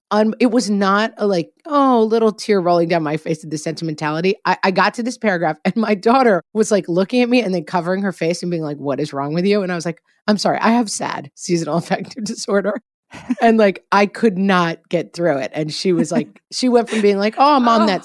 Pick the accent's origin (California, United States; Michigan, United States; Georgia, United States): California, United States; now in Texas, United States; Hey, I live in Texas. Like, I don't really have to deal with snow days. But I came from California and lots of stuff goes down in the winter in those places too.